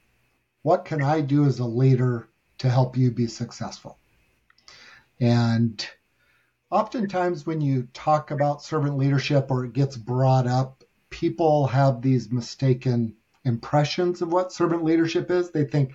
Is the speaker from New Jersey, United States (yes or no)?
no; San Diego, California, United States; also born or lived in Albion, Michigan / Kentucky; I moved to California when I was 8 years old. So I was born in Michigan